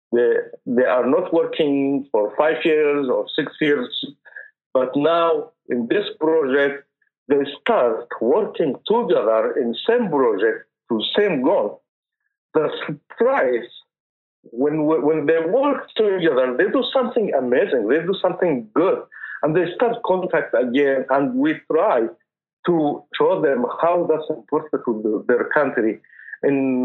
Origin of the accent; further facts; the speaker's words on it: Taiz, Taiz Governorate, Yemen; moved away; I am from Yemen, Taiz.